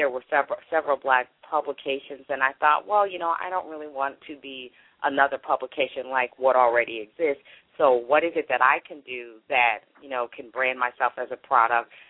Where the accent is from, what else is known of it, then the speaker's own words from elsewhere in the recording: Chicago, Illinois, United States; moved away as an adult; also born or lived in Charleston, West Virginia; Right, I am from Chicago, um, but I actually ended up starting my career, as I said, in West Virginia. I was married at the time, and we had moved to um, Charleston, West Virginia